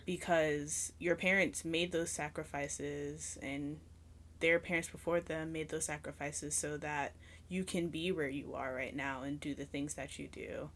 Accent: New York, United States; moved away; also born or lived in Virginia; I'm from New York originally, so I just lived in a lot of apartments. I never lived in a house until we moved to Virginia

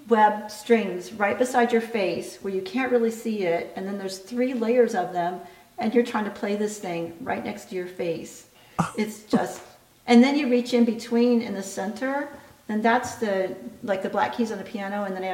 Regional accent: Parkville, Missouri, United States; I'm from Parkville

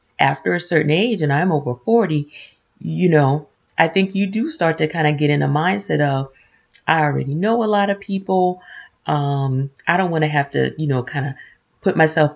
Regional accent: the South, United States; moved away; we're transplants from the South

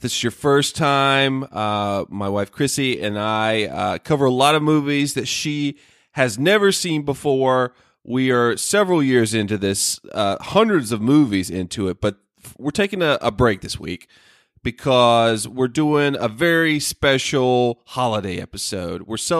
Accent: the South, United States; I'm originally from the South, guys. Sorry. It comes back if I'm, you know, drinking alcohol or drinking some coffee, something like that.

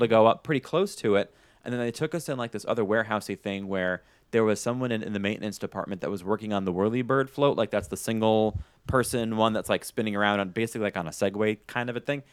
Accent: New York, United States; moved away; I'm originally from New York

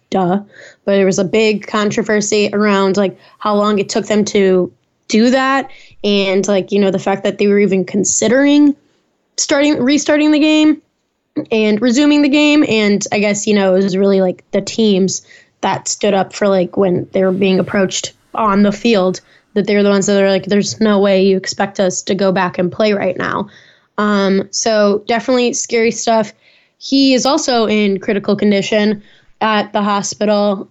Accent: Chicago and Naperville, Illinois, United States; that's my hometown

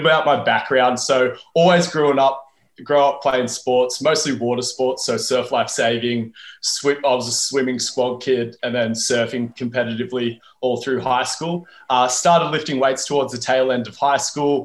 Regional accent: Wollongong, New South Wales, Australia; I'm from Wollongong, which is a bit more regional

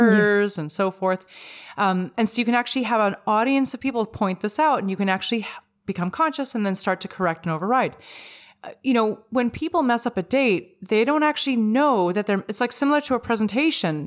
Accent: Vancouver, British Columbia, Canada; I'm from Vancouver, where, like, it rains for three days straight.

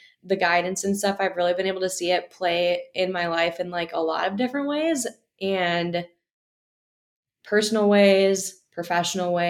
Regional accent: Wisconsin, United States; moved away as an adult; now in Michigan, United States; I'm from Wisconsin, so I've always been in the Midwest, but I came here for college

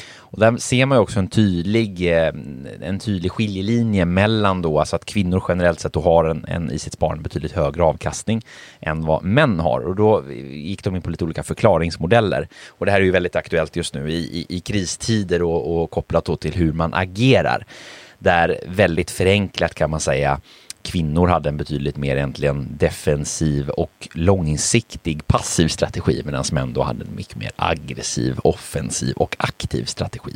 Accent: Sweden; Jag är ju född i Sverige, min mamma är ju från Polen.

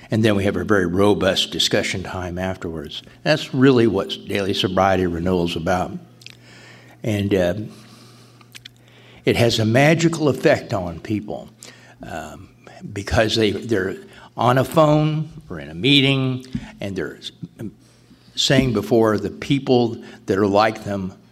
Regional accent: Cape Cod, Massachusetts, United States; from Cape Cod. Cape Cod doesn't have any SA meetings, nearest ones are Boston and Providence.

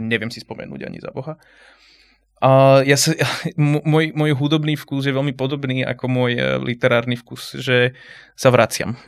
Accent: Slovakia; first language Slovak; Všetci sme boli Slováci, native speakery Slovenčiny

